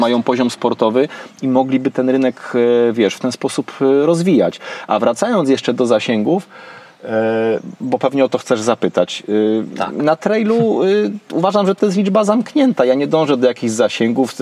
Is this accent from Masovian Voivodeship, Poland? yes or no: no; Kraków, Lesser Poland, Poland; u mnie w rodzinnym Krakowie